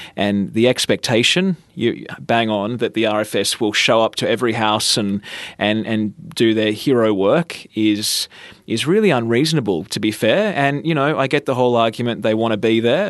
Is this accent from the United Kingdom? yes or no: no; Batemans Bay, New South Wales, Australia; My hometown is Bateman's Bay. That's where I grew up.